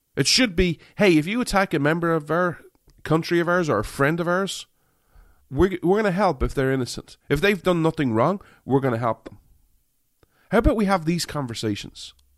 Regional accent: Ireland; I'm an Irishman

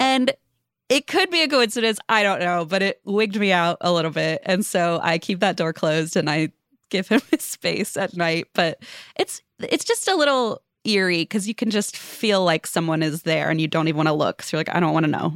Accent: Cincinnati, Ohio, United States; moved away as an adult; also born or lived in Los Angeles; now in Northern Kentucky, United States; I moved back to my hometown of Cincinnati during COVID, but, uh, it's Northern Kentucky area.

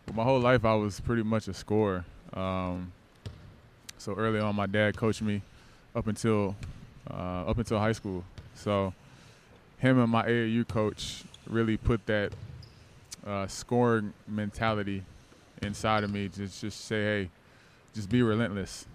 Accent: Norcross, Georgia, United States; also born or lived in Nashville, Tennessee; grew up in Norcross, Georgia

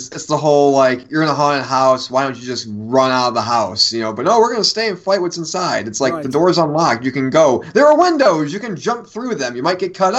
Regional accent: New York, United States; moved away; as somebody who was born and raised in New York

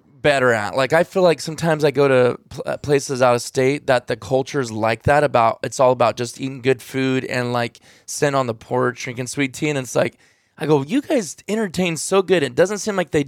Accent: California, United States; a lot of us Californians

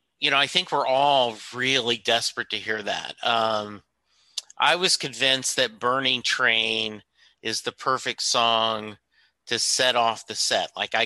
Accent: Louisiana, United States; because I grew up in Louisiana. My college, I went to school at McNeese State University

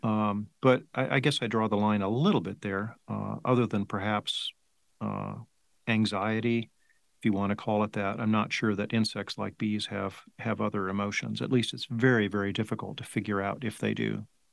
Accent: Placentia, California, United States; moved away as an adult; also born or lived in Davis, California; now in Tucson, United States; I grew up in Southern California uh, Placentia

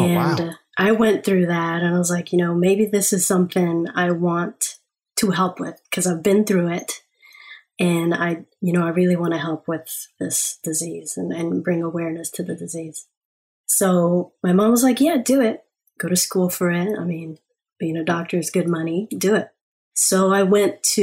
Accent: Miami Beach, Florida, United States; born or raised there; also born or lived in Jamaica

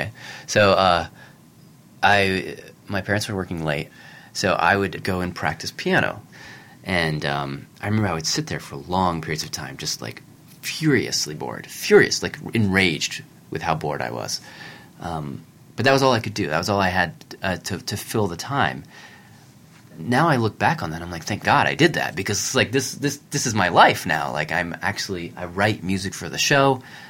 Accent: Tennessee, United States; I grew up in Tennessee, pre-cell phone, pre-internet, really.

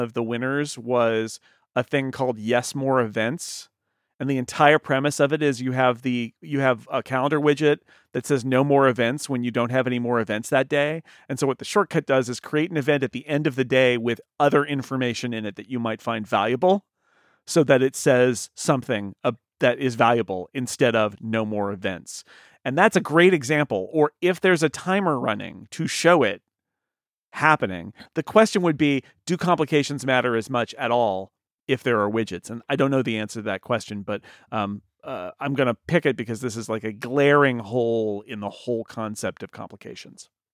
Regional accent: California, United States; as a Californian

